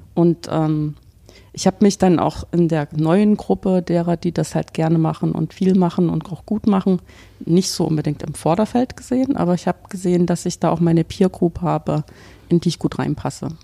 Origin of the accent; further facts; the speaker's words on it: Weimar, Thuringia, Germany; moved away as an adult; also born or lived in Dresden / Paderborn / Bonn / Hannover; now in Karlsruhe, Germany; Also ich stamme ursprünglich aus Weimar, habe in Dresden studiert